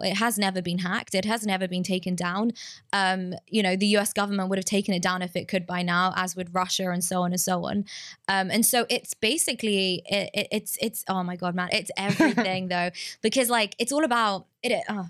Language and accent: English; England, United Kingdom; So like I'm Jewish, I'm from England